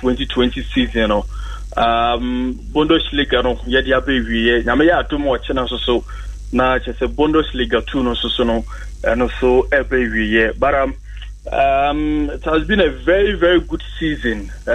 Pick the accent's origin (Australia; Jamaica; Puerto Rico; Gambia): Jamaica; to me, Asha see I'm a Jamaican, you know, so I be here, come on.